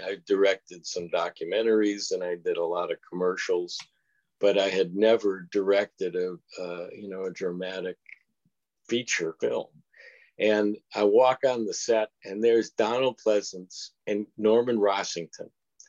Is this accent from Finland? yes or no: no; United Kingdom; And that's how how I ended up as a British film director.